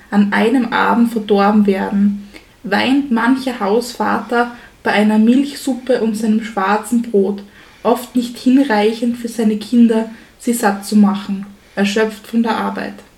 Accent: Styria, Austria; wir als Steirer

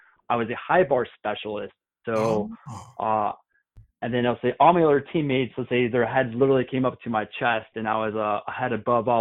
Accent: Chicago, Illinois, United States; moved away as an adult; also born or lived in Wright-Patterson Air Force Base, Ohio / Air Force Academy, Colorado; I'm from Chicago, Illinois, originally. I joined the military when I was 18 years old

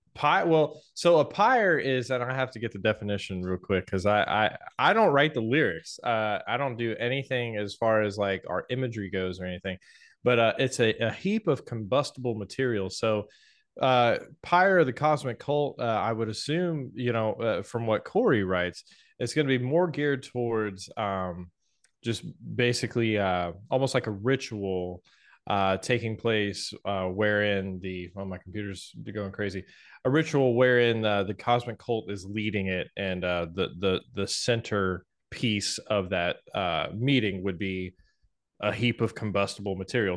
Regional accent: Atlanta, Georgia, United States; moved away as an adult; also born or lived in Knoxville, Tennessee; from Atlanta where I grew up

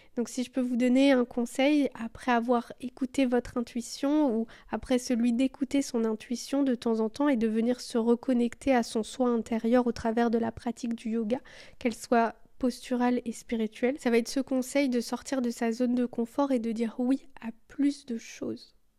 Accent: Belgium; je suis belge

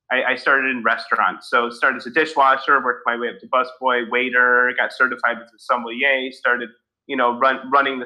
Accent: Evanston, Illinois, United States; I grew up in Evanston, just outside of Chicago

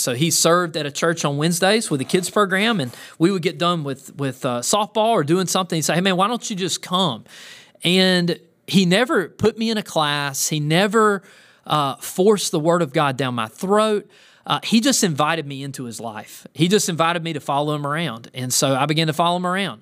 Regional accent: the South, United States; growing up in the South

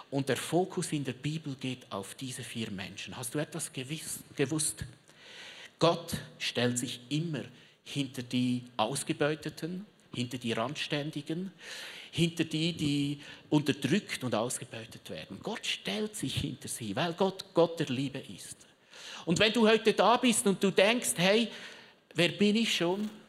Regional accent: Switzerland; Also kannst du dir vorstellen, Südreich ist Schweiz, Mittelerde, wo ich herkomme.

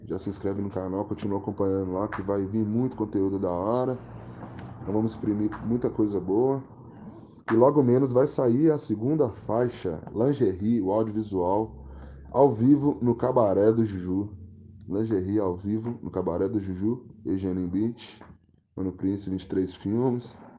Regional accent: Itabirito, Minas Gerais, Brazil; sou de Itabirito, Minas Gerais, Brasil, intergaláctico, planeta mundo tem 27 anos, hum, nascido e criado aqui em Taberito

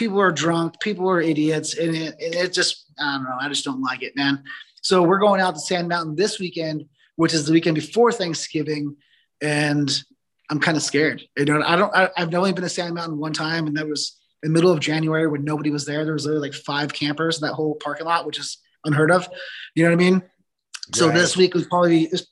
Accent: Southern California, United States; moved away as an adult; now in Northern California, United States; Growing up in Southern California

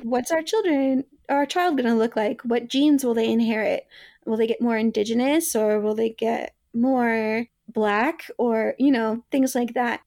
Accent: the South, United States; me growing up in the South

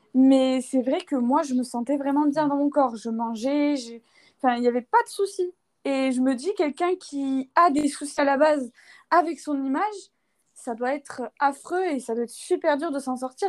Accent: Toulouse, Occitania, France; moved away as an adult; now in Bulgaria; je viens de France, de Toulouse à la base, et j'ai emménagé en Bulgarie du coup il y a deux ans

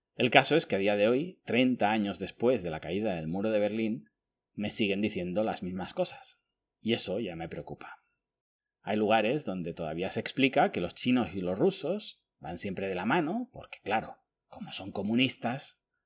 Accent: Spain; born or raised there

